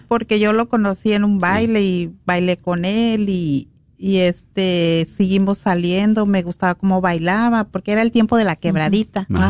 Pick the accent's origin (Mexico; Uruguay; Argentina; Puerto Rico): Mexico; Guadalajara, Jalisco; now in Los Angeles, United States; yo soy de Guadalajara